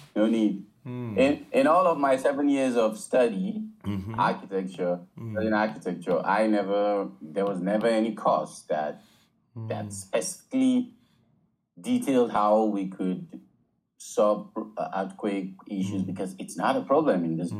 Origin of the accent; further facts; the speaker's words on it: Nigeria; I'm from Nigeria.